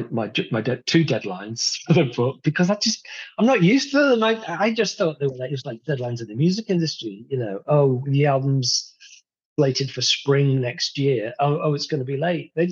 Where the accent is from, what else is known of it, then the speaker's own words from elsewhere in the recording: Rotherham, Yorkshire and the Humber, United Kingdom; born there; I was born in 1963 in Rotherham.